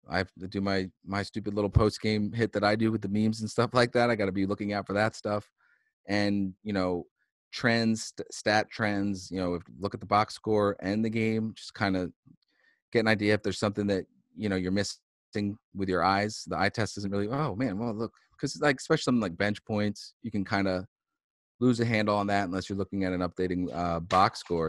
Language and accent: English; Philadelphia, Pennsylvania, United States; moved away as an adult; now in Boston, United States; I moved up from Philly um, for college